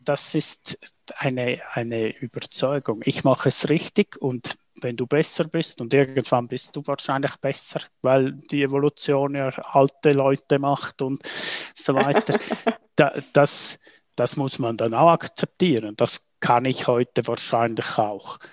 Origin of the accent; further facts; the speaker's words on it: St. Moritz, Graubünden, Switzerland; aufgewachsen in St. Moritz